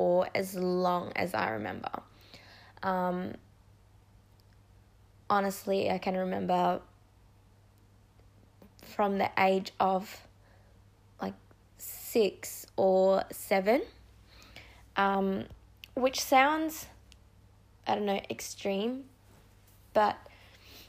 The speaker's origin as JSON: {"language": "English", "town": "Perth", "region": "Western Australia", "country": "Australia", "also_born_or_lived": "Indonesia", "said": "I'm from Perth, Western Australia. I was born in Indonesia, but I've been in Australia for the last 2008"}